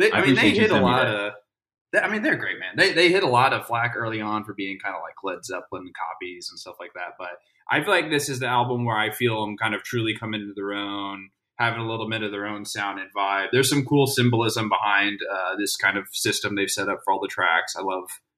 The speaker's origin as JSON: {"language": "English", "area": "Bay Area", "region": "California", "country": "United States", "tie": "born or raised there", "moved": "yes", "lives_now": "Dallas, United States", "said": "I was born in the Bay Area"}